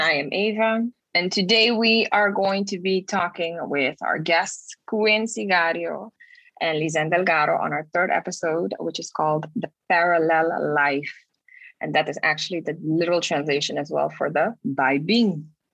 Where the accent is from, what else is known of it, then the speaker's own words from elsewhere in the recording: Aruba; now in Netherlands; I come from Aruba and I dance ballet